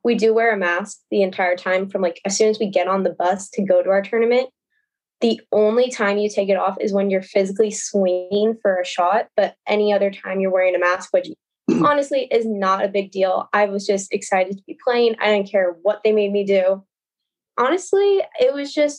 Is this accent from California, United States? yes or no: yes; Rancho Santa Margarita, California, United States; I'm a senior from Rancho Santa Margarita